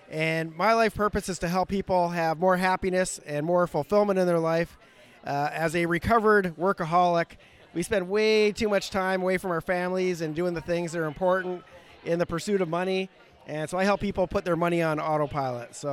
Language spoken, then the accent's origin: English; Toronto, Ontario, Canada; I am from Toronto, Canada. However, I'm a citizen of the world